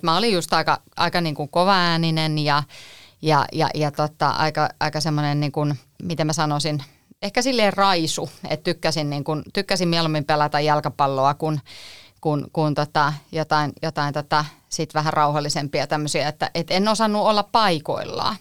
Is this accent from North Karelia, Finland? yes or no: no; Espoo, Uusimaa, Finland; ne oli sieltä Espoosta, mistä mä oon kotoisin